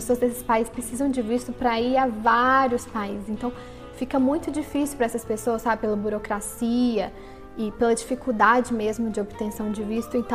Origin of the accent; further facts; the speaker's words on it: Brazil; Para a gente é muito mais fácil falar que a gente é brasileiro e ser bem recebido ao redor do mundo.